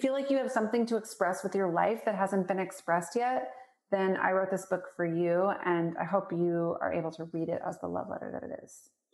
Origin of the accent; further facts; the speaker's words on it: Portland, Oregon, United States; moved away; also born or lived in Spokane, Washington; I grew up in Portland, Oregon.